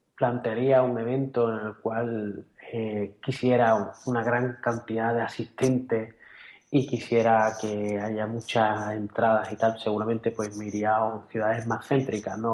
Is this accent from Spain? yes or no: yes; Cádiz, Andalusia, Spain; hemos nacido donde hemos nacido y, y somos españoles, somos de Cádiz